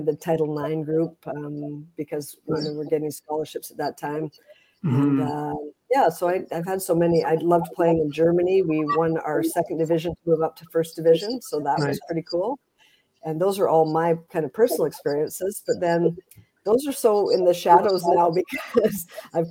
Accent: Princeton, British Columbia, Canada; myself growing up in Princeton, my basketball and the outdoor court

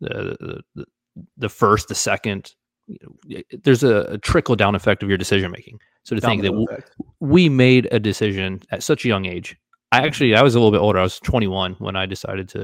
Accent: Daytona Beach, Florida, United States; also born or lived in Lakeland, Florida; I was born in Daytona Beach, Florida

